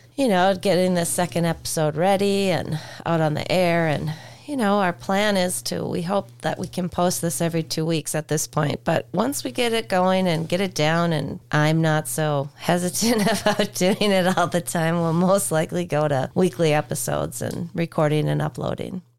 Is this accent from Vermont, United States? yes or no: no; Duluth, Minnesota, United States; I grew up in Duluth